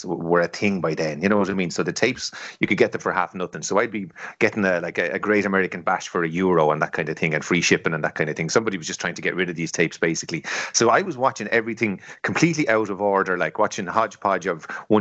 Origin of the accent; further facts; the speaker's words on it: Ireland; we're all Irish lads